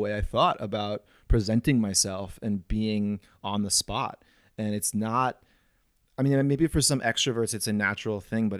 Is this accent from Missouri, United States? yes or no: yes; St. Louis, Missouri, United States; I'm from St. Louis, and I like dogs.